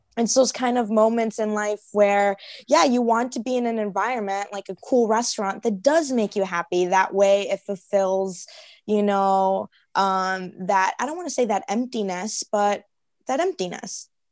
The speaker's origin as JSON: {"language": "English", "town": "Chicago", "region": "Illinois", "country": "United States", "moved": "as an adult", "lives_now": "Arizona, United States", "said": "I'm from Chicago. So our winters are very long"}